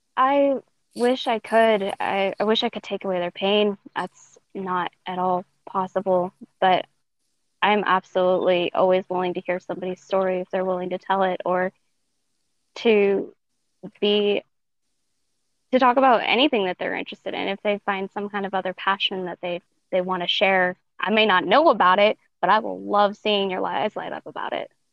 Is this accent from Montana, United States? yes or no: yes; Montana, United States; also born or lived in Denver, Colorado; then she moved up to Montana.